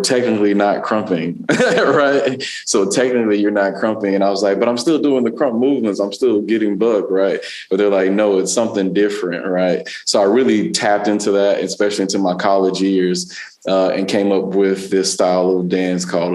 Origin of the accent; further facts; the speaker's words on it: Dallas, Texas, United States; also born or lived in South LA, California; now in Los Angeles, United States; I grew up in Dallas, Texas